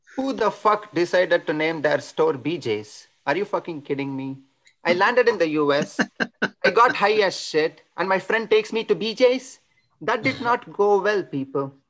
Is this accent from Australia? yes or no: no; India; accent: Indian; Growing up in India was tough